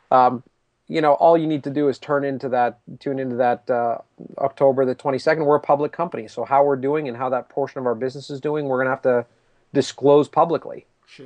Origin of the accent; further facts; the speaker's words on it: Canada; I'm Canadian